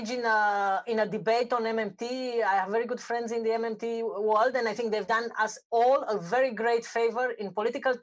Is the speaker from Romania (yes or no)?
yes; Romania; I'm from Romania